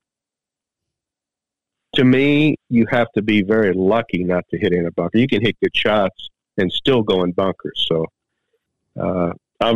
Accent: United States; Being an American

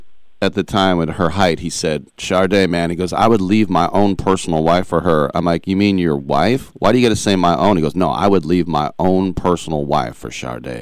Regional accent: Oakland, California, United States; I'm from Oakland, so I grew up, it was A's, Raiders, Warriors

